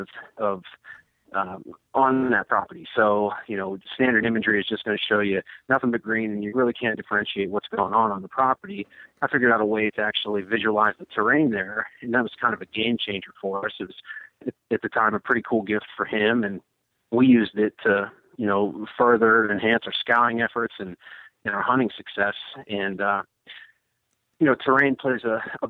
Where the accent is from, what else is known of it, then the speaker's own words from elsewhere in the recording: Western Pennsylvania, United States; moved away as an adult; also born or lived in Washington D.C. area; born and raised in Western Pennsylvania